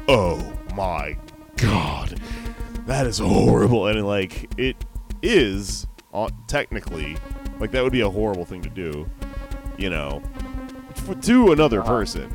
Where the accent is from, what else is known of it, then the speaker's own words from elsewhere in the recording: Texas, United States; I'm from Texas